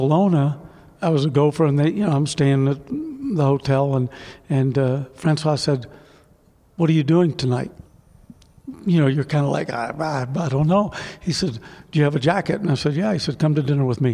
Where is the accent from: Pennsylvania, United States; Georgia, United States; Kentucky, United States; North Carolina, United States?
Kentucky, United States; moved away; also born or lived in New York; I'm a hick from Kentucky, you know, that had been bumming around in New York